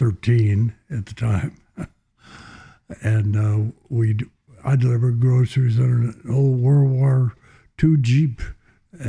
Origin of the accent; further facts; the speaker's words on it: Hubbard, Texas, United States; I grew up in a farm town, about 1,200 people in central Texas